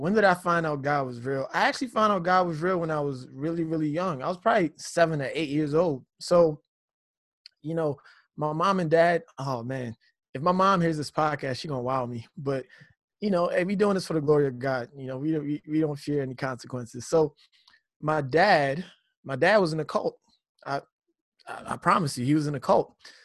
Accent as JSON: {"language": "English", "country": "Nigeria", "tie": "born or raised there", "moved": "yes", "said": "I grew up in Nigeria in my youth."}